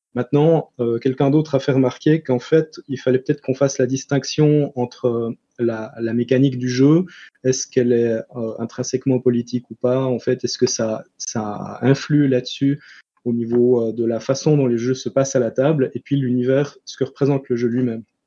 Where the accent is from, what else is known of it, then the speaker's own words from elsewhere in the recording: Switzerland; je suis suisse